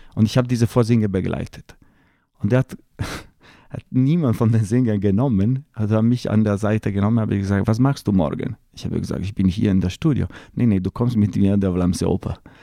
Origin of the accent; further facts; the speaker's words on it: Lake Como, Lombardy, Italy; German is a second language; moved away as an adult; ich bin im, am Kummersee in einem kleinen Dorf am Kummersee geboren und dort bin ich geblieben, bis ich 28 Jahre alt war.